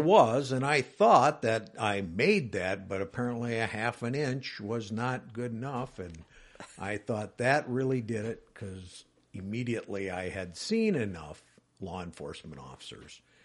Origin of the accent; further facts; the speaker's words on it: Wisconsin Rapids, Wisconsin, United States; born and raised in Wisconsin Rapids area